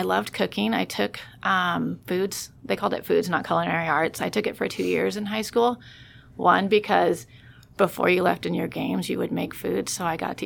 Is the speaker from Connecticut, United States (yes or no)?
no; Ferndale, California, United States; moved away; I grew up in Humboldt County in Ferndale, which is a little tiny town 5.5 hours north of San Francisco